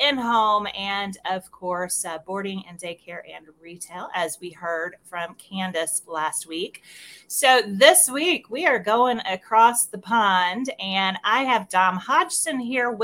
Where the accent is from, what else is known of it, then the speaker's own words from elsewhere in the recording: Missouri, United States; I'm from Missouri, born, raised, and have not left yet.